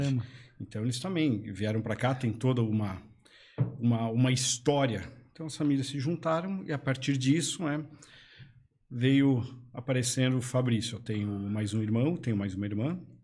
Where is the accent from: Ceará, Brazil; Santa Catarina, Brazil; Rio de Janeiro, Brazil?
Santa Catarina, Brazil; Blumenau; Eu nasci em Blumenau, né? Blumenau aqui mesmo